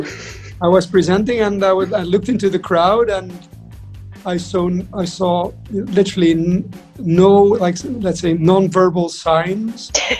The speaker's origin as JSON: {"language": "English", "country": "Netherlands", "also_born_or_lived": "Madrid / Japan / London", "moved": "as an adult", "lives_now": "Dubai, United Arab Emirates", "said": "I'm from the Netherlands. So Dutch from origin."}